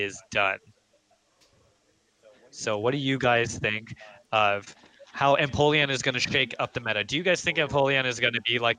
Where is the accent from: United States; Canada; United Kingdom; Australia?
Canada; Guelph, Ontario; moved away as an adult; also born or lived in Toronto; I'm actually from Toronto, but I grew up in Guelph from age 3 to 18. Then I moved.